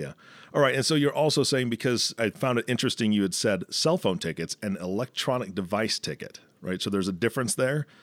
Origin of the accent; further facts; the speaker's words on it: Washington, United States; I grew up in Washington state